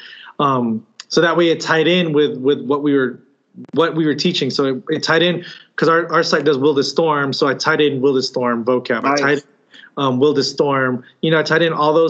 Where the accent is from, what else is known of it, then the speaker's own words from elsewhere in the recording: Chula Vista, California, United States; I was from a school in Chula Vista. So I actually went to Eastlake High School